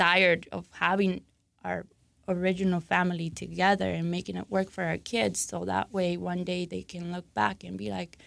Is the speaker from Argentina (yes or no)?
yes; Argentina; moved away; I'm originally from Argentina